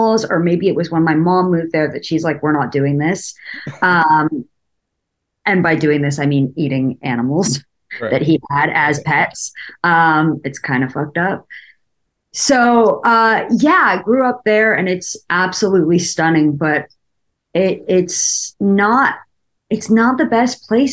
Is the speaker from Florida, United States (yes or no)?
no; Malibu, California, United States; we grew up in the Malibu Mountains